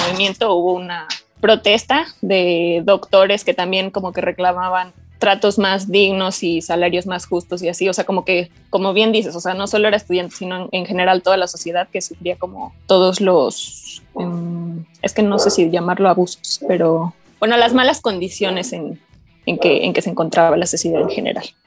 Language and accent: Spanish; Mexico; como mexicano y, y alumno de la UNAM